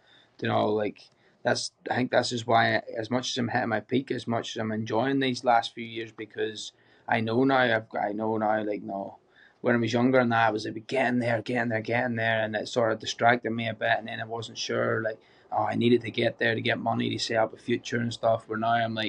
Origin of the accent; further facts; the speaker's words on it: Ballymena, Northern Ireland, United Kingdom; moved away as an adult; now in Australia; I'm from Northern Ireland